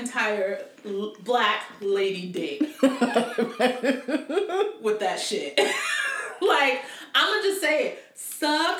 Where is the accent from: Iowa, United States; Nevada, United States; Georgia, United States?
Georgia, United States; Atlanta